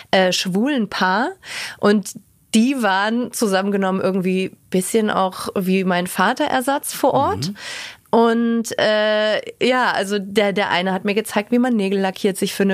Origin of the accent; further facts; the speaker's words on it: Luxembourg; also born or lived in Munich, Germany; also da war ich sechs Monate alt und dann sind wir direkt nach Luxemburg gezogen